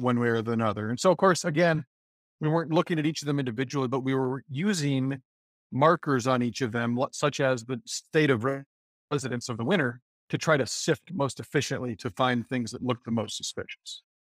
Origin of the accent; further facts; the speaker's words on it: Decorah, Iowa, United States; growing up in Decorah, up in Northeast Iowa